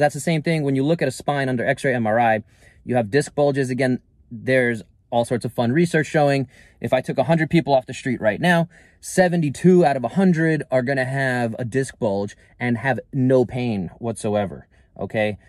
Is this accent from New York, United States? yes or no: yes; New York City, New York, United States; moved away as an adult; now in Northern California, United States; growing up in New York City most of my life